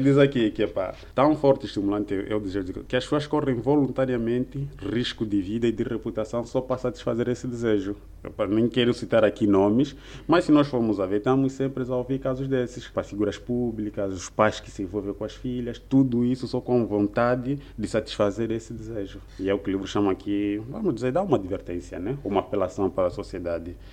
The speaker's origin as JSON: {"language": "Portuguese", "town": "Lubango", "region": "Huíla", "country": "Angola", "tie": "born or raised there", "also_born_or_lived": "Luanda", "said": "Sou natural do, do Lubango, província da Huila, e nesse momento encontro-me cá em Luanda"}